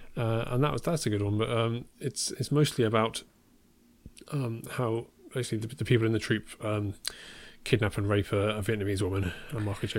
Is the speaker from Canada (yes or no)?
no; Worcestershire, West Midlands, United Kingdom; near where I grew up